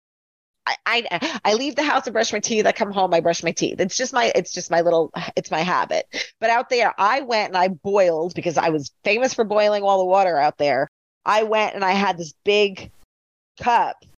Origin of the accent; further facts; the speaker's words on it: Long Island, New York, United States; I am from Long Island